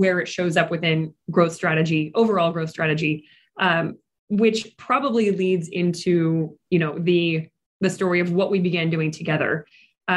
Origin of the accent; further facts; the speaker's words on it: Midwest, United States; moved away as an adult; also born or lived in New York region / Atlanta; I grew up here in the Midwest region